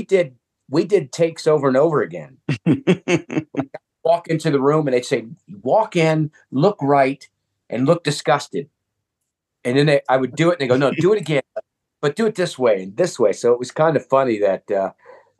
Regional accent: Akron, Ohio, United States; I come from Akron

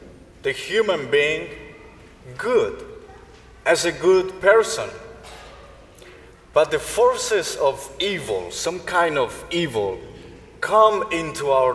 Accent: Colombia; moved away; Colombia, my home country

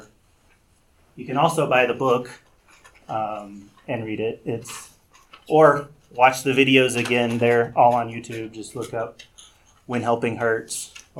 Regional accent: United States; I am so American. I mean, I grew up here. Still, most of my life I've lived in America

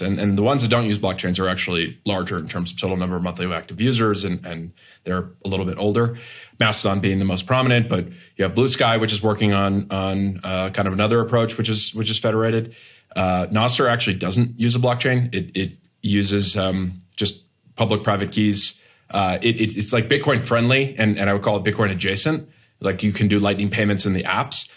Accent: Massachusetts, United States; moved away as an adult; also born or lived in Boston / Silicon Valley; I grew up in Massachusetts, went to school on the East Coast, worked in Boston for a few years and then moved to Silicon Valley in twenty thirteen

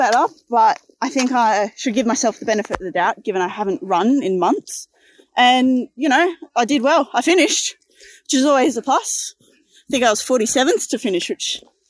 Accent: Casino, New South Wales, Australia; moved away; My hometown casino's

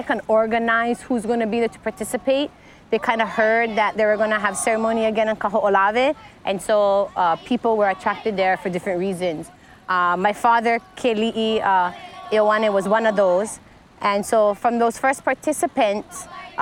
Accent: King's Landing, Hawaii, United States; all my childhood friends that I grew up in King's Landing

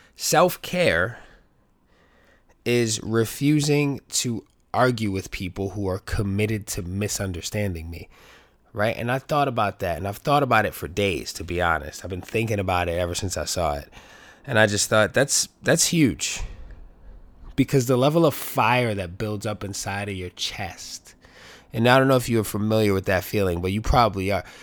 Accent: New York City, New York, United States; growing up in the Bronx

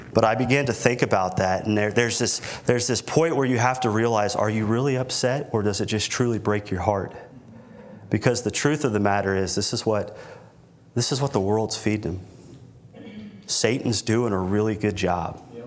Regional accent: Milton, Florida, United States; now in Corpus Christi, United States; where I grew up in Milton, Florida

